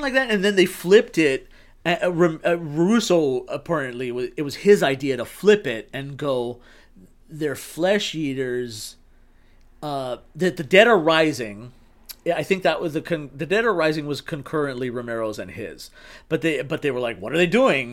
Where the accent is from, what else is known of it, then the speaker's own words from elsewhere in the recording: El Paso, Texas, United States; now in Los Angeles, United States; I'm from Texas, bum fuck Texas. El Pa